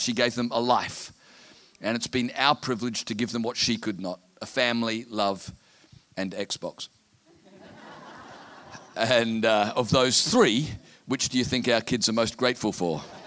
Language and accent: English; Townsville, Queensland, Australia; I'm from Townsville in North Queensland, where we have 300 days of sunshine a year